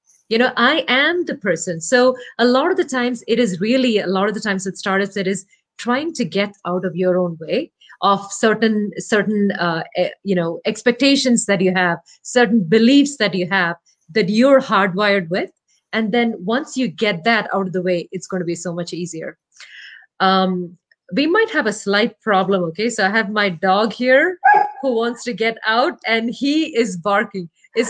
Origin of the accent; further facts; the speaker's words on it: Kerala, India; first language Malayalam; English is a second language; My native language is Malayalam. It's a language spoken in Kerala, the southernmost part of India.